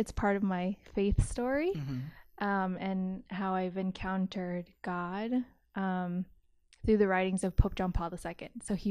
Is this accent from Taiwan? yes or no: no; Philippines; But because I'm Filipino.